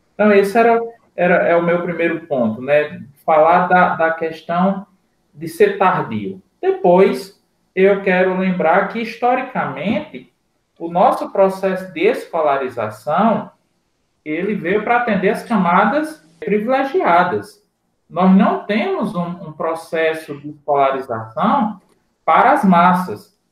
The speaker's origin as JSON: {"language": "Portuguese", "area": "Seridó", "region": "Rio Grande do Norte", "country": "Brazil", "said": "Eu sou de uma região do CEDOR hoje bem servida"}